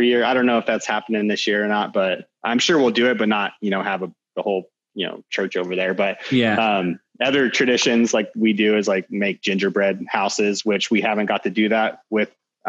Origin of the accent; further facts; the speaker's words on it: Williams, Arizona, United States; growing up in Williams